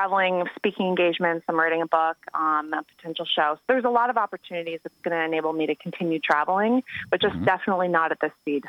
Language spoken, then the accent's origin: English; Connecticut, United States; moved away; also born or lived in Los Angeles; I'm from Connecticut, actually.